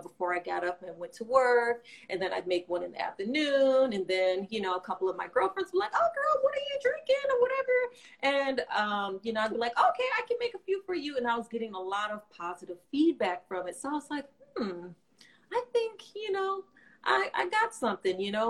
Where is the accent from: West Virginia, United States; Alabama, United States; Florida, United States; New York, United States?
Florida, United States; also born or lived in California; now in Alexandria, United States; I am from Florida